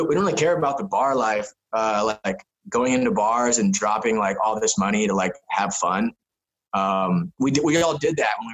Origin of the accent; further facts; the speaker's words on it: San Diego, California, United States; moved away as an adult; also born or lived in Spain; I grew up blading around San Diego.